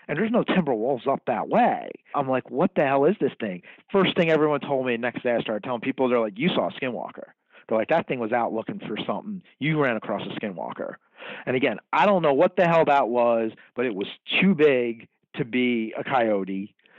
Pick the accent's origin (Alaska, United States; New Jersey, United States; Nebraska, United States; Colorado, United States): New Jersey, United States; now in Kansas City, United States; I'm an Irish kid from Jersey.